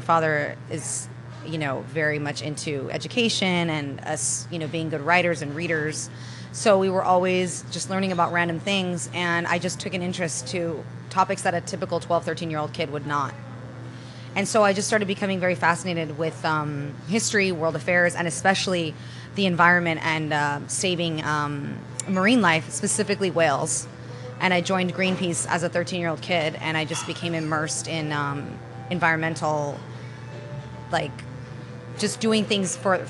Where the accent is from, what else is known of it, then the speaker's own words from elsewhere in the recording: United Kingdom; now in United States; Well, I was born in London. My parents met. My dad left Spain. My mom left Italy. They connected there. They got married. They had me. And I grew up between Europe and the United States as a child.